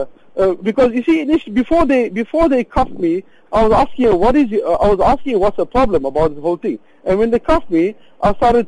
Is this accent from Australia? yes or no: no; Durban, KwaZulu-Natal, South Africa; I'm from Durban, so I went visiting relatives in Johannesburg